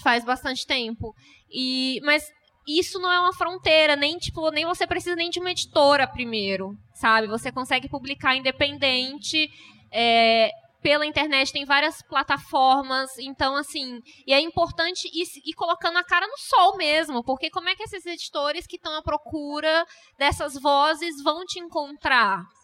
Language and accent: Portuguese; Brasília, Federal District, Brazil; now in São Paulo, Brazil; Eu sou de Brasília